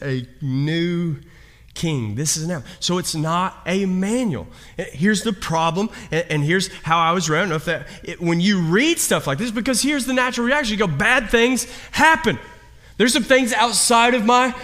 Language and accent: English; Kentucky, United States; I'm from Kentucky